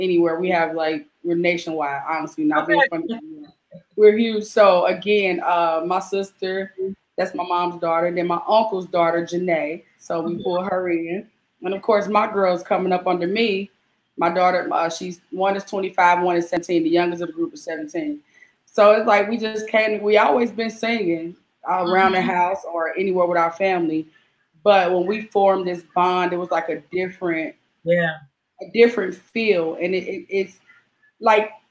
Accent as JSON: {"language": "English", "town": "Cincinnati", "region": "Ohio", "country": "United States", "said": "I'm from Cincinnati, Ohio"}